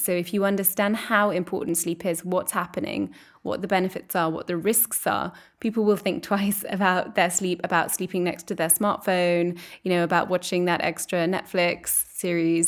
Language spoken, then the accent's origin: English; England, United Kingdom; moved away as an adult; also born or lived in Edinburgh; now in Brussels, Belgium; I'm English and I'm living here in Brussels